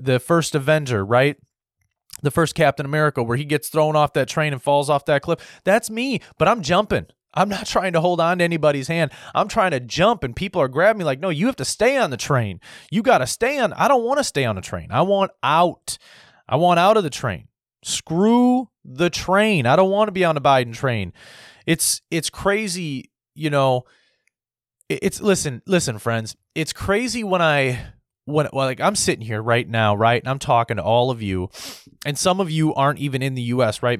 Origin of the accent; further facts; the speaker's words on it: United States; as an American